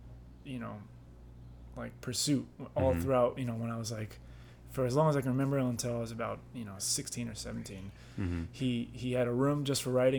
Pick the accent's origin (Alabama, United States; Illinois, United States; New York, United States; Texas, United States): New York, United States; Goshen; now in New York City, United States; I'm from Hudson Valley in New York State. I grew up in a town called Goshen, New York